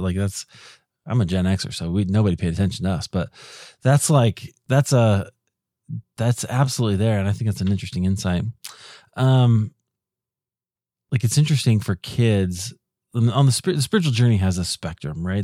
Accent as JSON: {"language": "English", "region": "Iowa", "country": "United States", "tie": "born or raised there", "also_born_or_lived": "Chicago", "moved": "as an adult", "said": "we grew up in Iowa."}